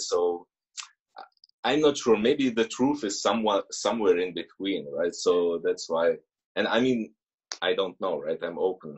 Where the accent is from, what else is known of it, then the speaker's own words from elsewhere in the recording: Germany; moved away as an adult; also born or lived in Russia; now in Switzerland; we moved to Germany when I was five. So basically, I grew up in Germany